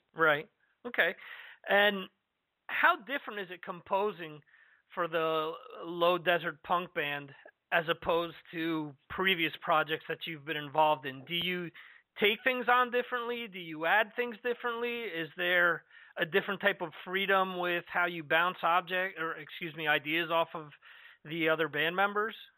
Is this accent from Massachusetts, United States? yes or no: no; New Jersey, United States; moved away; I'm originally from New Jersey